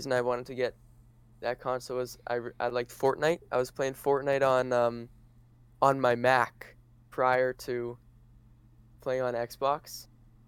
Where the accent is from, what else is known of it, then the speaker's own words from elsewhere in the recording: Manitoba, Canada; I'm 18 years old, and I am from Manitoba